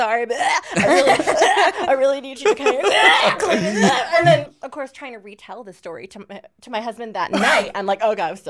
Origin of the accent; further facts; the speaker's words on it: Michigan, United States; So I grew up like in Michigan